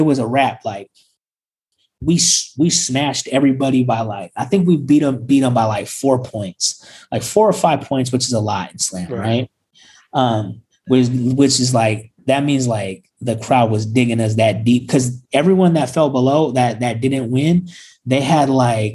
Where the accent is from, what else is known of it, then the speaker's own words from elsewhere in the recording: Sacramento, California, United States; we're from Sacramento